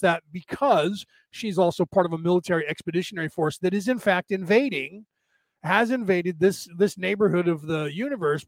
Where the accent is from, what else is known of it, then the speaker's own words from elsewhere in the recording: United States; I was born in this country, so I say we as an American